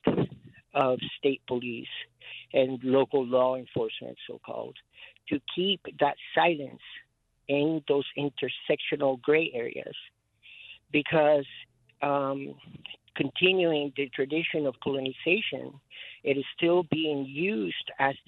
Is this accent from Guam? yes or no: yes; Merizo, Guam; now in Albuquerque, United States; I represent the Chamorro people. We are the Flying Proa families from Merito, Guajan